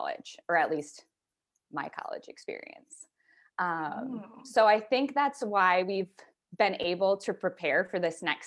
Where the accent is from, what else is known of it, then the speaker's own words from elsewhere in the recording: East Lansing, Michigan, United States; moved away as an adult; now in Scottsdale, United States; I am from East Lansing, Michigan